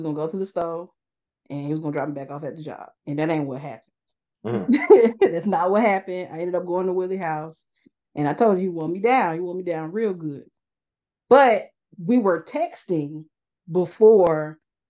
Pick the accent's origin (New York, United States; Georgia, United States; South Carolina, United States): Georgia, United States; Atlanta; moved away; I was from Atlanta. So I went to Atlanta.